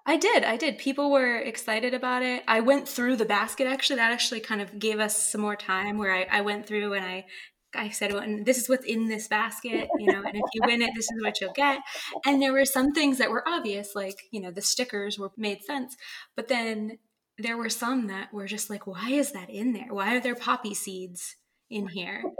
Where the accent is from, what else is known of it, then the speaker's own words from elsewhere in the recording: Bangor, Maine, United States; my hometown bookstore in Bangor, Maine